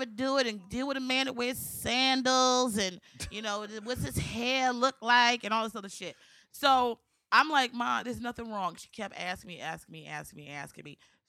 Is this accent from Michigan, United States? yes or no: no; Maryland, United States; moved away; I'm from Maryland.